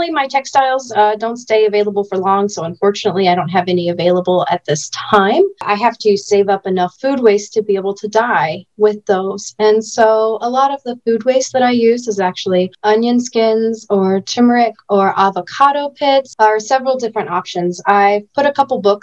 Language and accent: English; Fort Wayne, Indiana, United States; now in Florida, United States; I grew up in Indiana up until 2017